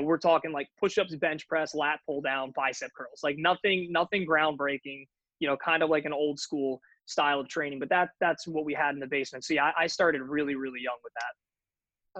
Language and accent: English; New Jersey, United States; I grew up in New Jersey